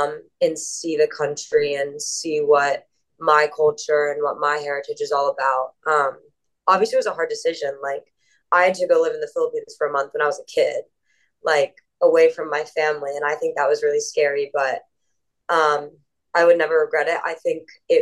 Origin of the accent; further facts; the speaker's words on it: Northern Virginia, United States; I grew up in Northern Virginia in America